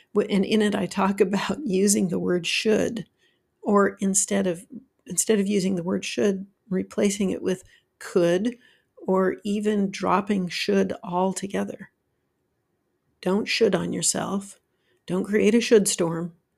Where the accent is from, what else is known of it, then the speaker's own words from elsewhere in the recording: Utah, United States; now in Georgia, United States; I grew up in Utah where there was lots of snow and I learned to drive in the snow